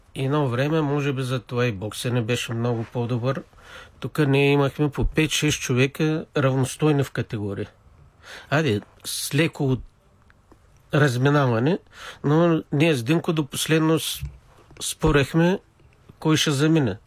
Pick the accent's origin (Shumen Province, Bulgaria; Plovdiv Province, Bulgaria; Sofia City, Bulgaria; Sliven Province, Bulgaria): Plovdiv Province, Bulgaria; Rakovski; роден съм в град Раковски, 1960 година.